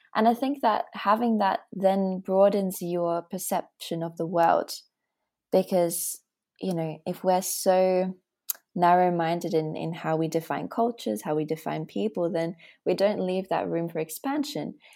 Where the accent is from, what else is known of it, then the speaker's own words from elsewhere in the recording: Australia; moved away as an adult; also born or lived in Latvia; now in Berlin, Germany; I'm Latvian, Australian, and I live in Berlin